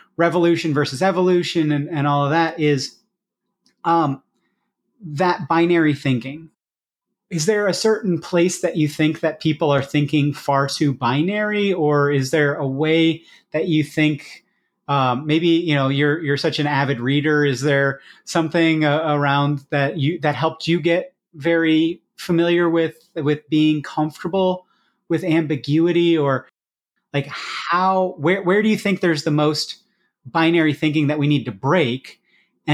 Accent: Iowa, United States; I come from Iowa, so large scale farming

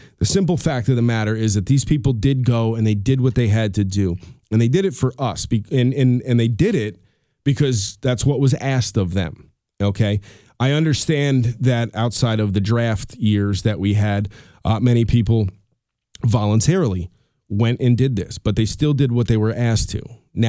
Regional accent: Colonie, New York, United States; He's doing a hitting clinic with the kids here in Colony, which is the town we grew up in Albany, New York.

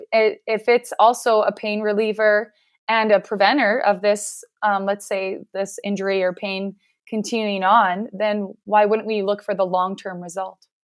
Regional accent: Regina, Saskatchewan, Canada; I am from Canada and I'm in Regina, Saskatchewan.

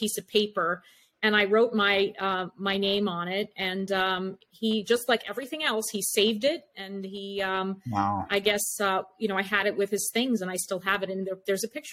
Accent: East Meadow, New York, United States; I was from East Meadow.

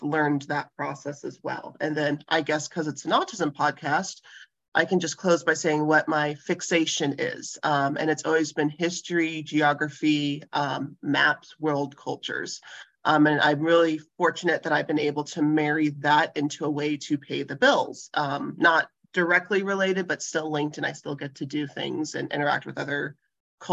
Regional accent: Albuquerque, New Mexico, United States; moved away as an adult; now in Anchorage, United States; I grew up in Albuquerque

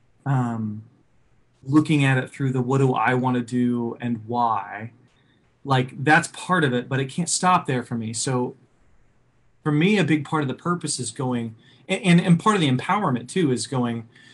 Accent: Oklahoma City, Oklahoma, United States; I was raised in the Midwest. You know, I grew up in Oklahoma City

